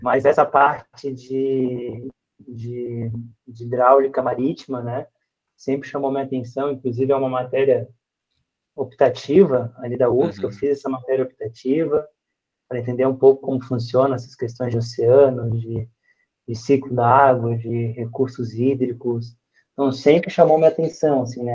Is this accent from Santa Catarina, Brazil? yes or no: yes; Florianópolis, Santa Catarina, Brazil; Eu sou o manezinho da ilha, né? sou de Florianópolis, nasci em Florianópolis. E a minha infância toda foi, é, junto com a minha família